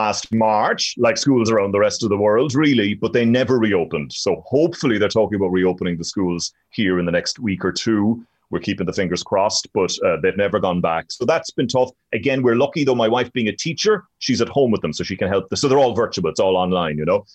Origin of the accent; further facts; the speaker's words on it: Ireland; moved away as an adult; now in Washington, United States; I'm the Irish TV news reporter